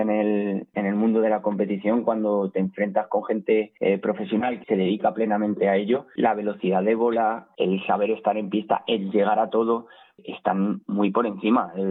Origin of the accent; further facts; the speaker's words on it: Alcázar de San Juan, Castilla-La Mancha, Spain; now in Madrid, Spain; los que somos de Alcázar